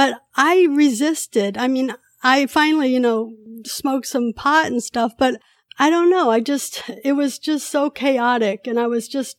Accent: California, United States; also born or lived in Korea; So I was born in Korea 1963, and I was adopted when I was 2 years old. In 1965, when I came to the States, my mom was already pregnant with my brother, so she had four kids after me, but I'm the only one who was adopted. I grew up in Northern California.

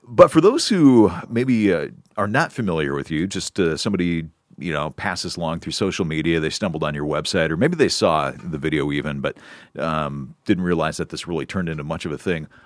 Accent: Storm Lake, Iowa, United States; where I was born, it's a parking lot for, um, a college.

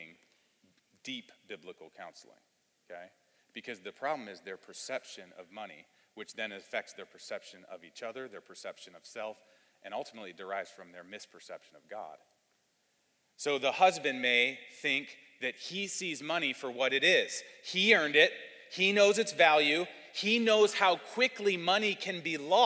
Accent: Cleveland, Ohio, United States; now in Louisville, United States; I was raised in Cleveland, Ohio

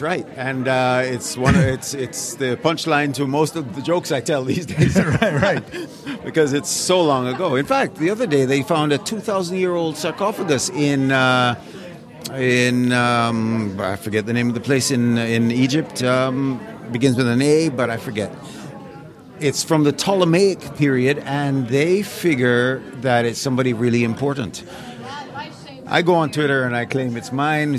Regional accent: Jamaica; moved away; also born or lived in England; grew up in Jamaica and I was a child who um, voraciously devoured National Geographic

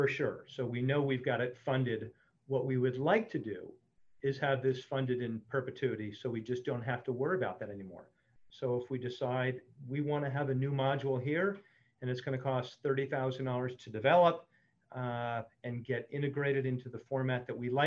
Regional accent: New Jersey, United States; I grew up in New Jersey catching blowfish

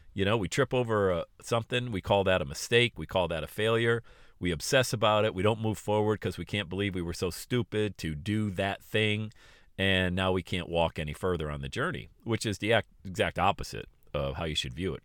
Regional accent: Bradford, Pennsylvania, United States; I grew up in Bradford, P, P

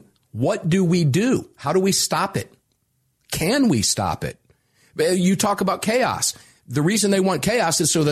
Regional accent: Tampa, Florida, United States; I'm from Tampa, Florida

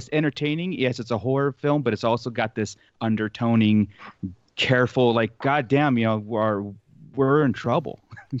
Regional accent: California, United States; growing up in Southern California, where I've lived now

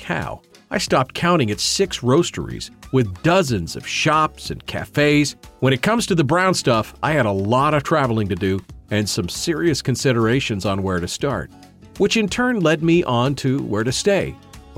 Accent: Fairbanks, Alaska, United States; moved away; heading back to my hometown of Fairbanks in the interior of Alaska

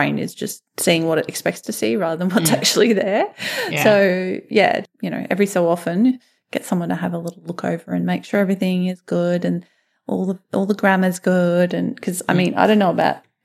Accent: Australia; as an Australian

